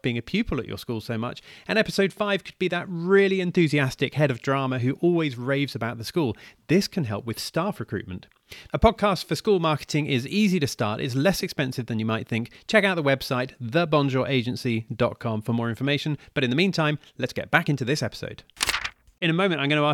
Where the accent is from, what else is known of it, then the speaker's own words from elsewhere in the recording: United Kingdom; moved away as an adult; I'm living outside the UK now